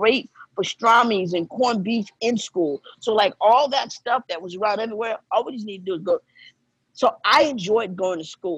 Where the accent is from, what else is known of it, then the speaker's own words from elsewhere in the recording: New York City, New York, United States; I'm from Brooklyn, New York. Bed-Stuy.